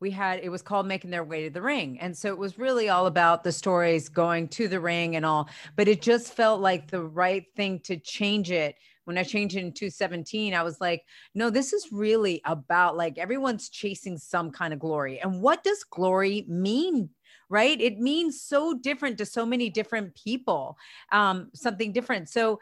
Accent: Spain; now in United States; for years I was bullied when I came from Spain to the US, and how I was able to adapt and still make something of myself

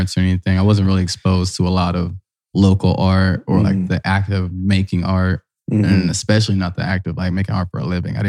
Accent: Columbus, Ohio, United States; also born or lived in Virgin Islands; I'm from Columbus, east side of Columbus. But my dad was from the Virgin Islands. He was born in St. Thomas and lived in St. Croix. So I did a lot of living back and forth there.

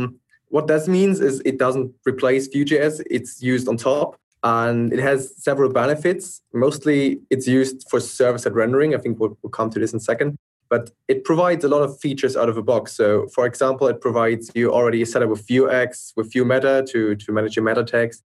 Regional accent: Germany; I'm from Germany.

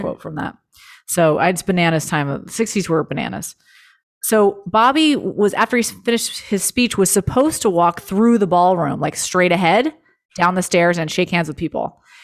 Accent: Los Angeles, California, United States; born or raised there

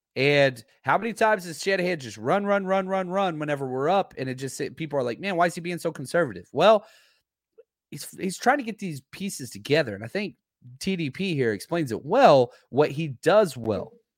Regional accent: Texas, United States; also born or lived in Louisiana; now in California, United States; I was born in Texas, spent most of my life in Texas, but I lived in Louisiana for a healthy, healthy amount of time

